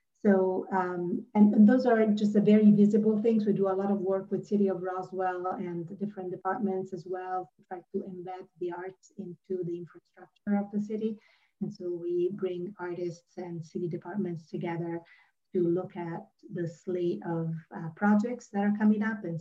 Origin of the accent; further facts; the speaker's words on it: Rome, Lazio, Italy; moved away as an adult; now in Atlanta, United States; I was born and raised in Rome, Italy, but I've been here in the Atlanta area for about 20 years